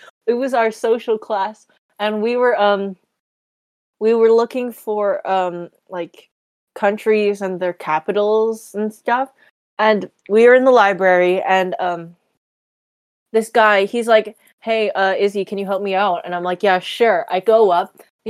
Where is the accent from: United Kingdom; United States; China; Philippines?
Philippines; And then the friend realizes that I'm Filipino.